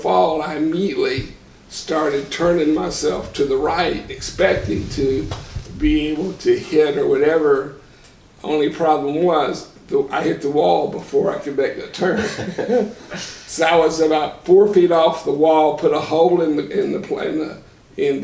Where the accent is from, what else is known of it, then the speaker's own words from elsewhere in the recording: Morganville, Kentucky, United States; moved away as an adult; also born or lived in Spring Grove, Kentucky / Owensboro, Kentucky / Fort Riley, Kansas / Cincinnati, Ohio; I'm from Morganville, Kentucky